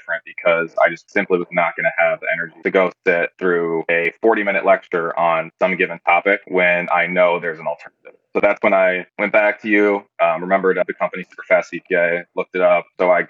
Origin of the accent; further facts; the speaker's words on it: Cedar Rapids, Iowa, United States; Cedar Rapids, Iowa. So not too far away, about a 4-hour drive. And then I attended University of Iowa.